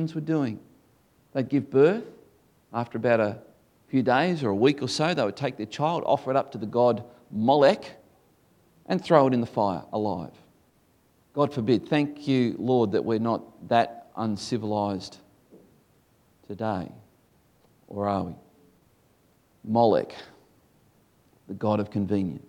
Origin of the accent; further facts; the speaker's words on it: Tasmania, Australia; Tasmania, where the air is clear.